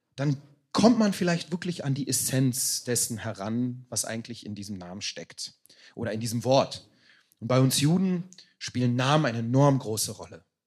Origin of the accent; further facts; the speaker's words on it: Berlin, Germany; also born or lived in Israel; ich bin halt mein ganzes Leben lang eigentlich hier in Deutschland gewesen, in Berlin